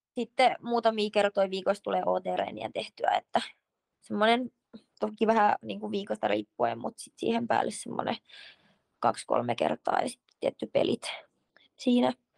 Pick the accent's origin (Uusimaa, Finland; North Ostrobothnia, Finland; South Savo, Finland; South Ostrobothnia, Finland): Uusimaa, Finland; Sipoo; moved away as an adult; also born or lived in Helsinki; now in Switzerland; kun muutettiin Helsingistä Sipooseen, kun olin seitsemänvuotias